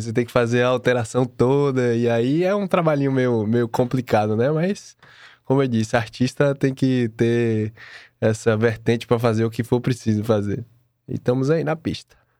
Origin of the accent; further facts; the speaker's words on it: Bahia, Brazil; moved away; eu vim da Bahia